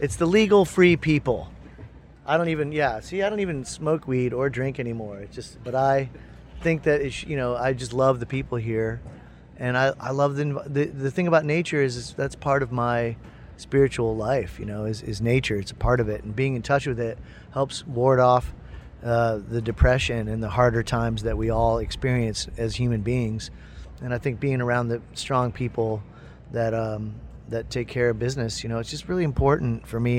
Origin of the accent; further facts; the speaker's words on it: Midwest, United States; I'm from the Midwest